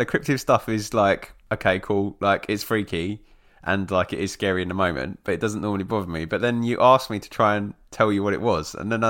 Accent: Essex, East of England, United Kingdom; I'm from Essex

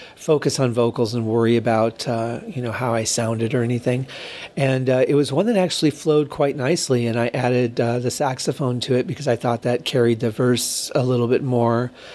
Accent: Michigan, United States; now in Las Vegas, United States; growing up in Michigan and what the winters were like

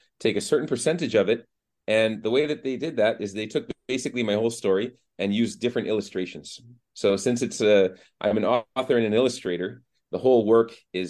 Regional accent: Boston, Massachusetts, United States; moved away as an adult; now in Turkey; I'm from Boston

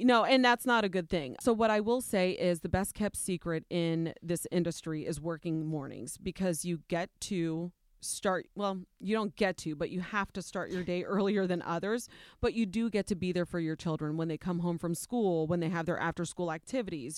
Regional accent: Ohio, United States; I'm Nicaraguan, but I was born and raised in Ohio, in a predominantly white community

